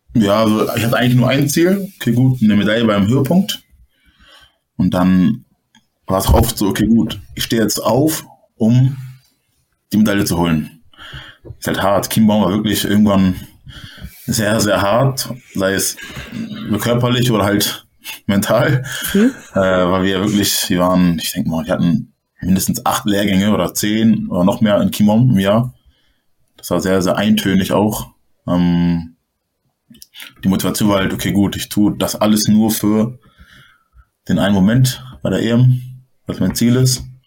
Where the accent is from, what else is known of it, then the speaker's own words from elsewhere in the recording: Hamburg, Germany; moved away as an adult; now in Berlin, Germany; Ich komme aus Hamburg, Hamburg ist eher so, okay, so eine große Stadt